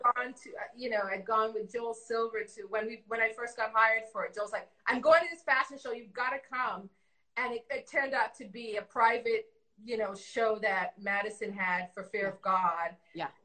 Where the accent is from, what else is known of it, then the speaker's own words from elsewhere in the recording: Canada; also born or lived in Toronto; we grew up in Canada